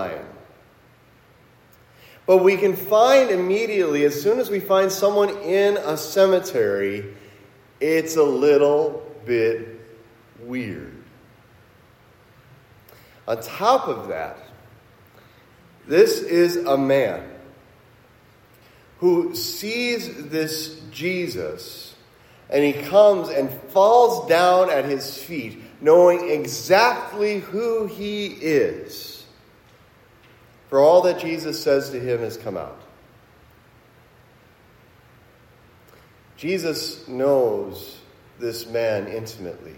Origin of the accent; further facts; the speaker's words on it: Cincinnati, Ohio, United States; now in Milwaukee, United States; When I was a kid growing up in Cincinnati